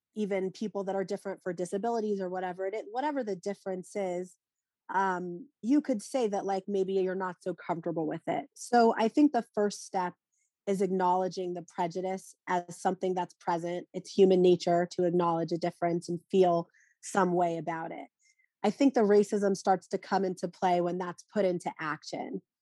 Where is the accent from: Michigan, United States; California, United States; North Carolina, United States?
North Carolina, United States; now in Philadelphia, United States; I grew up in North Carolina, I'm now living in Philadelphia